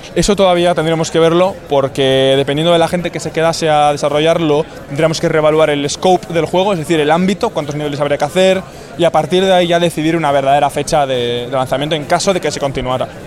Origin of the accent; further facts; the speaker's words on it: Bilbao, Basque Country, Spain; yo, por ejemplo, soy de Bilbao, soy de, aquí